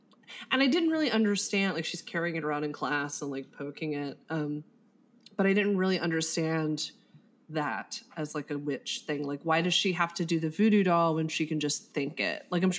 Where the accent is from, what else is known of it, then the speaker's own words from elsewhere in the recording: Southwestern Virginia, United States; also born or lived in Princeton, West Virginia; I was born in Princeton, West Virginia. Grew up in Southwestern Virginia.